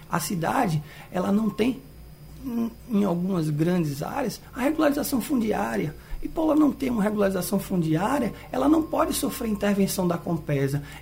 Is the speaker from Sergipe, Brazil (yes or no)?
no; Olinda, Pernambuco, Brazil; desde a minha origem, quando eu nasci nos Butrins. Então, eu convivi muito com a imagem que está muito registrada no meu rosto. É quando eu era criança, eu não podia sair de casa porque o canal dos Butrins alagava